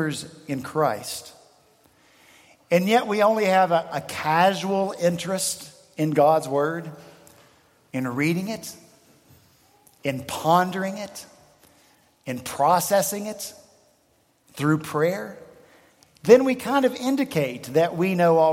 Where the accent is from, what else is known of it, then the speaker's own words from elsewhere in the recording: Appalachian Mountains, United States; now in Charleston, United States; I'm from the Appalachian Mountains